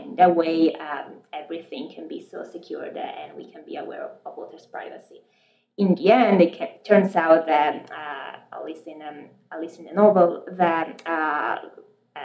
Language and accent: English; Pisa, Tuscany, Italy; moved away as an adult; also born or lived in Milan, Italy / Washington, D.C., United States; now in Boston, United States; I was born and raised in Pisa, Italy